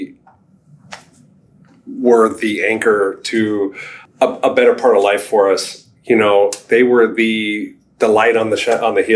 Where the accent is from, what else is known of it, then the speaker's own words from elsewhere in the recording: San Diego, California, United States; I was born in San Diego, California. Childhood for me was a mixed pot. It was full of adventure and fun, ocean, skateboarding, sports